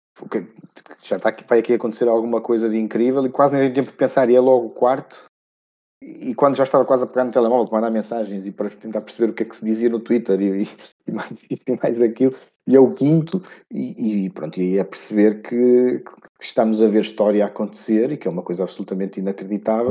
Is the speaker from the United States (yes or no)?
no; Portugal; como bom português